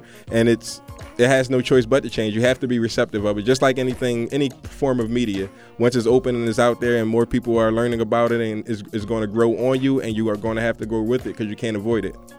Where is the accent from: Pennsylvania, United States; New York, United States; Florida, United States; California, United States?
Pennsylvania, United States; Philadelphia; I'm from Philadelphia